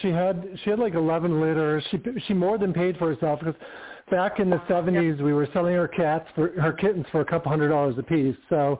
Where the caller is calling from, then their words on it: Palm Springs, California, United States; I'm in Palm Springs, California